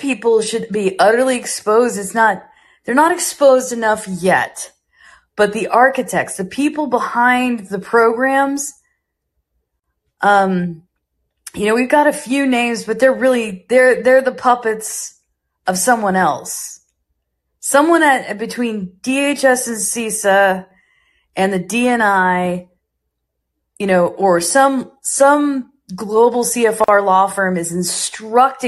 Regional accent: United States; I'm an American

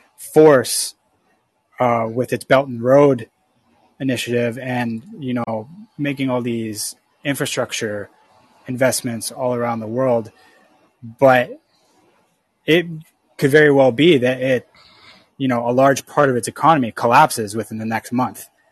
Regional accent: Canada; I'm from Canada

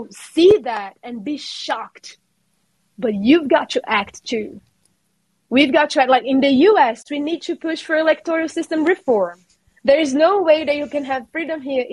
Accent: Brazil; English is a second language; moved away as an adult; also born or lived in New York; now in United States; the Brazil I was growing up

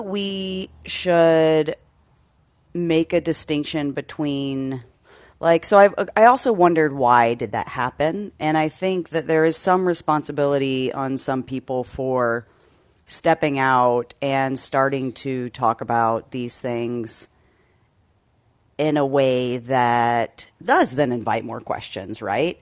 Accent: Texas, United States; I grew up in Texas, and I was in a overwhelmingly white high school

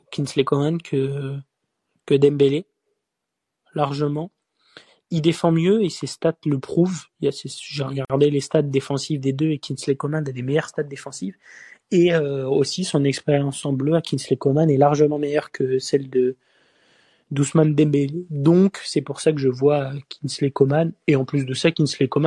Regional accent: Marseille, Provence-Alpes-Côte d'Azur, France; Je suis Marseillais, hein, mais je préfère pas voir Gendouzi titulaire euh, pendant cette Coupe du Monde.

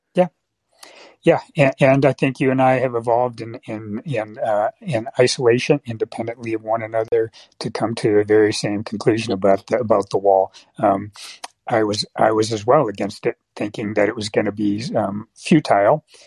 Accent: San Francisco Bay Area, California, United States; also born or lived in Michigan; now in San Francisco, United States; I grew up in the San Francisco Bay Area

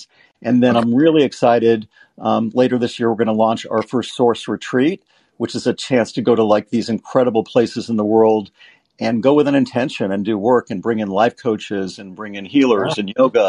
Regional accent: Los Angeles, California, United States; also born or lived in Las Vegas, Nevada; I grew up in Hollywood

